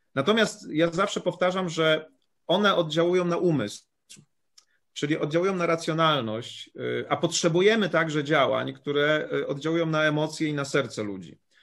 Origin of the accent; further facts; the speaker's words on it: Poland; ja pochodzę z małej miejscowości